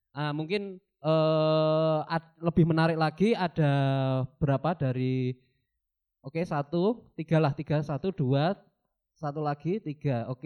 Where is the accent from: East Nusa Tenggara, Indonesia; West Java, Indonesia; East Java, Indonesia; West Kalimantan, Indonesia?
West Java, Indonesia; Tasikmalaya; Saya dari Tasikmalaya.